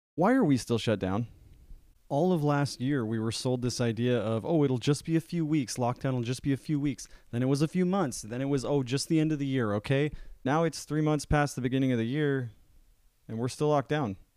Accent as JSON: {"language": "English", "country": "United States", "said": "as an American"}